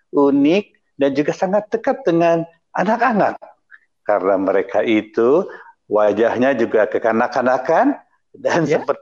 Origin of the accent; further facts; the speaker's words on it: Klaten, Central Java, Indonesia; karena kami sama-sama dari uh, saya dari Klaten, Jawa Tengah